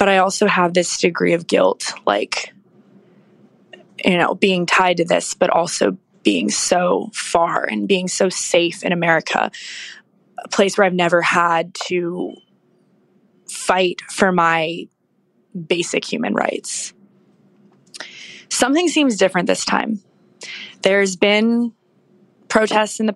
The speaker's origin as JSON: {"language": "English", "town": "Washington", "region": "District of Columbia", "country": "United States", "said": "I'm from Washington, D.C."}